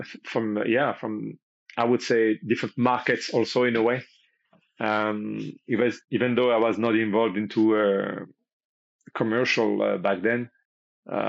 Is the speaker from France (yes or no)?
yes; Paris area, Île-de-France, France; moved away as an adult; I'm originally actually from Paris area, so I was not living on the coastline until I got to about 20 years old, pretty much. So I've done all my studies and pretty much been born and raised around Paris area